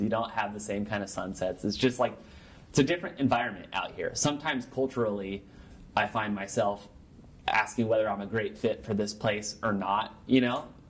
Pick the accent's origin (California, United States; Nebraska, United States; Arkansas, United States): Nebraska, United States; also born or lived in Chicago; I'm born and raised in Nebraska, went to school here, traveled around, came back, lived here a little bit longer